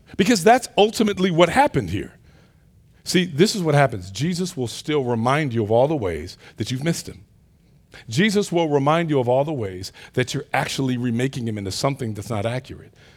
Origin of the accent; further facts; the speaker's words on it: Detroit, Michigan, United States; moved away; my hometown of Detroit